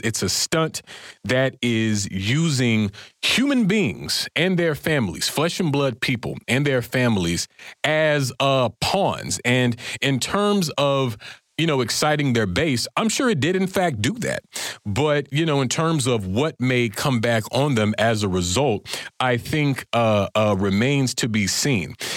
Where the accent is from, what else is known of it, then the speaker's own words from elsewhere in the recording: Florida, United States; now in Washington, D.C., United States; my home state of Florida